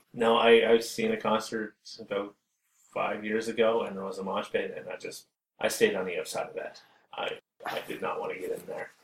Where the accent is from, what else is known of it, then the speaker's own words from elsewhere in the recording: East Coast, Canada; growing up on the East Coast